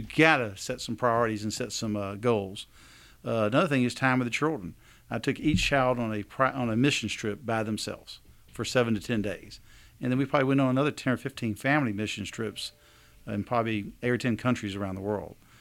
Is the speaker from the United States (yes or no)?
yes; Alabama, United States; we're from Alabama